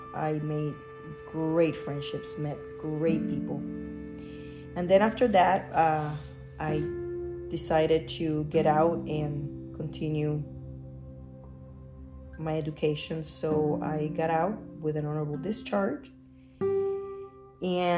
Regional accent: Luquillo, Puerto Rico; moved away as an adult; now in Florida, United States; I was born and raised in Luquillo, Puerto Rico

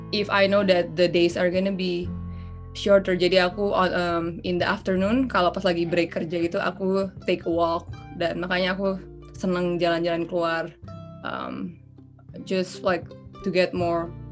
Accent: Indonesia; moved away as an adult; aku kan dari Indonesia

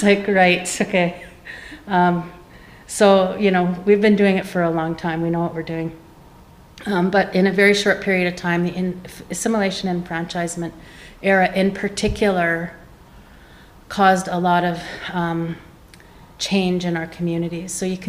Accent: Opaskwayak Cree Nation, Manitoba, Canada; I'm from the Apaskwayat Cree Nation

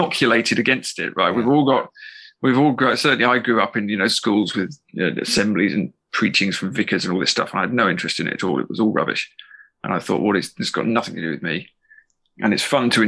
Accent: England, United Kingdom; now in Ireland; I'm English

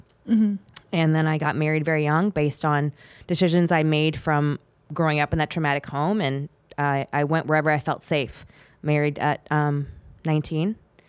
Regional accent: California, United States; growing up in the Bay Area of California and growing up in the generation I did, I was born in the 70s

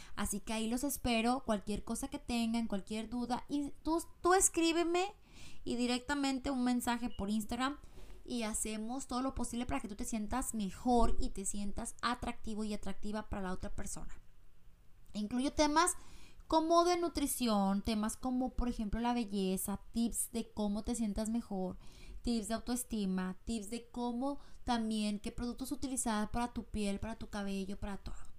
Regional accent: Mexico; now in United States; yo soy mexicana y estoy ahorita en Estados Unidos

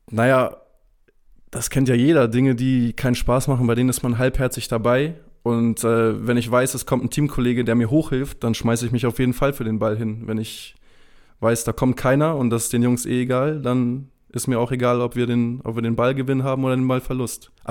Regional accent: Lübeck, Schleswig-Holstein, Germany; Dazu muss ich sagen, ich bin in Lübeck aufgewachsen, ich bin sehr verwöhnt.

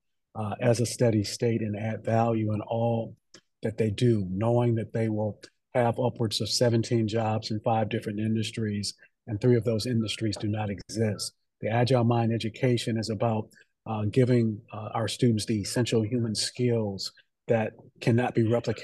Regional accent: Detroit, Michigan, United States; I grew up in Detroit

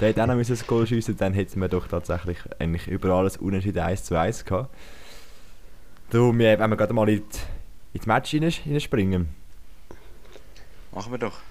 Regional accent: Winterthur, Zurich, Switzerland; Und zwar, ja, da ist man natürlich mit, ja, als Winterthurer mit der Erwartung von einem ja, von einem harten Spiel.

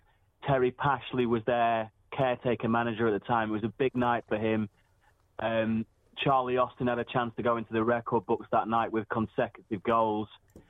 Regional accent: Preston, North West England, United Kingdom; Preston is my hometown. I'm obviously very proud of it.

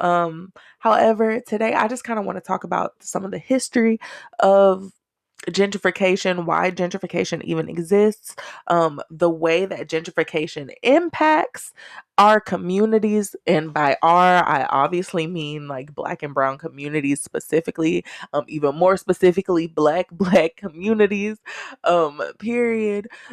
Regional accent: Texas, United States; I'm Texan and Black and country as fuck.

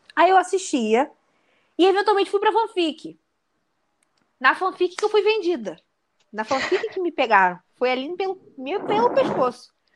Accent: Rio de Janeiro, Brazil; Bangu é o meu bairro aqui do Rio, subúrbio, eu não esqueço que eu sou de Bangu

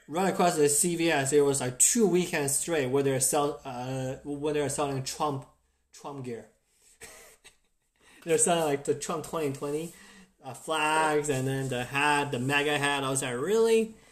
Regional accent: China; now in United States; I grew up in China

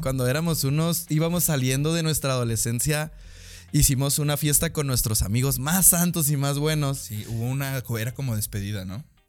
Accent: Mexico; nosotros somos mexicanos

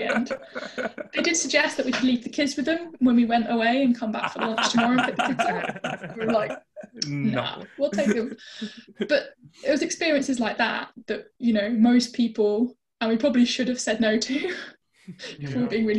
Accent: United Kingdom; being British

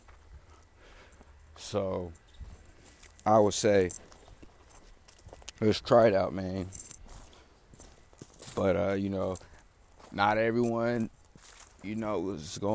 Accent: Oakland, California, United States; I'm from Oakland, California. You feel me? You know, 64th MacArthur is where I grew up

